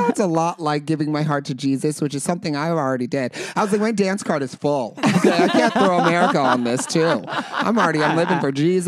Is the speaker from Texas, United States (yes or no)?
no; Carson City / Reno, Nevada, United States; moved away; we're from Carson City in Reno, Nevada